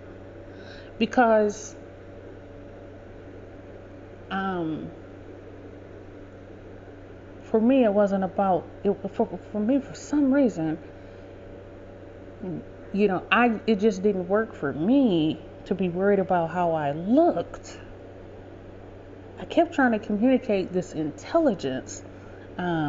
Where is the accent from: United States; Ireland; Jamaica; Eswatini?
United States; Detroit, Michigan; I grew up in Southwest Detroit